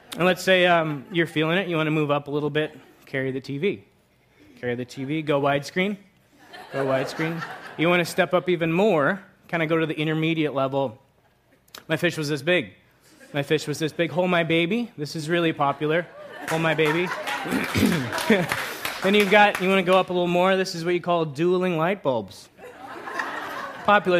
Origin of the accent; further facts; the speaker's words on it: Long Island, New York, United States; moved away as an adult; also born or lived in Virginia; I grew up in Long Island, Long Island